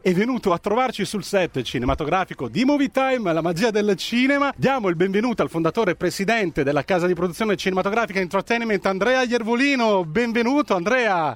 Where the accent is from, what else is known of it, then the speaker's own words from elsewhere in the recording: Calabria, Italy; io sono calabrese